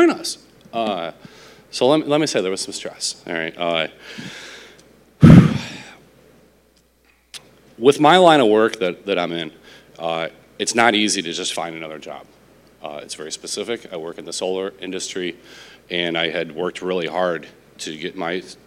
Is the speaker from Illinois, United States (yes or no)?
yes; Illinois, United States; moved away as an adult; also born or lived in Nevada; now in Sylvania, United States; We grew up in Illinois.